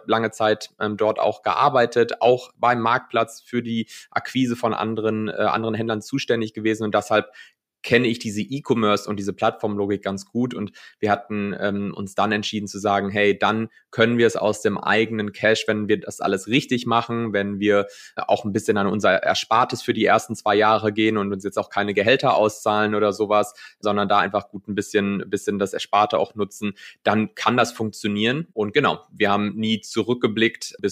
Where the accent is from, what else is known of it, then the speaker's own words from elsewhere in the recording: North Rhine-Westphalia, Germany; bin dann zurück in, in die Heimat gegangen, ähm, aufgewachsen im Ruhrgebiet und dann mich für NRW entschieden.